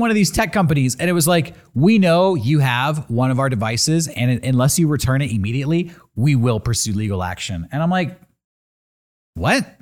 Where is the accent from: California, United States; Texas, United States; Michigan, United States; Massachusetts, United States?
California, United States; I'm from California.